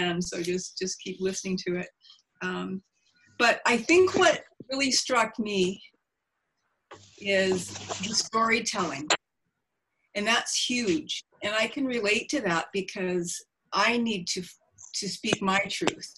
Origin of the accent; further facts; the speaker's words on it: Prince Rupert, British Columbia, Canada; I grew up in Lahain, which is Prince Rupert